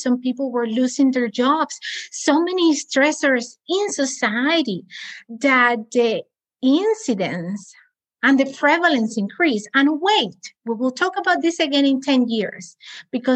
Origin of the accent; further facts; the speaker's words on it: Cuba; also born or lived in Spain; now in United States; I'm also from Cuba.